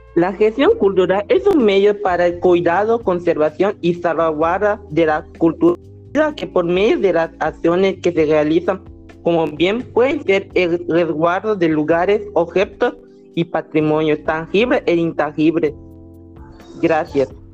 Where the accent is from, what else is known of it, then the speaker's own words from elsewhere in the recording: Yucatán, Mexico; Me siento orgullosa de ser yucateca